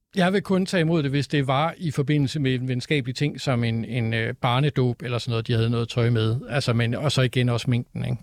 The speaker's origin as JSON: {"language": "Danish", "town": "Copenhagen", "region": "Capital Region of Denmark", "country": "Denmark", "said": "jeg er københavner"}